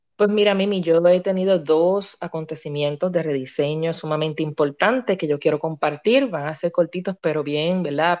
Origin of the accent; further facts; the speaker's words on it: Río Grande, Puerto Rico; soy natural de Río Grande, Puerto Rico